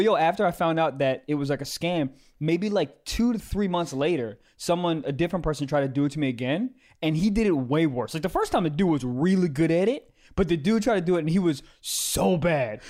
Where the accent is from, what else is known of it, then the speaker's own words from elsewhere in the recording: Maryland, United States; I'm from Maryland